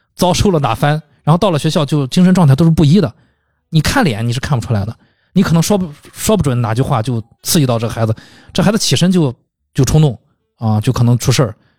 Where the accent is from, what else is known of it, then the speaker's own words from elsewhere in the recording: China; 也就我们中国人说管得很严格啊。